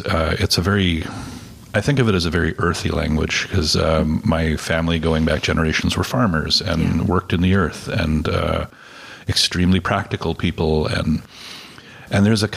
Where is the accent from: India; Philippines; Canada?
Canada; first language Plattdeutsch (Low German); English is a second language; when I grew up, Plattdeutsch was my first language